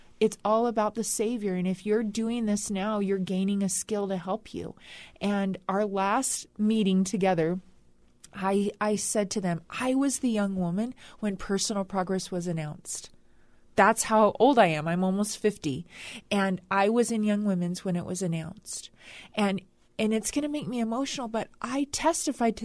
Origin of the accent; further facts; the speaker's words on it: California, United States; I grew up in California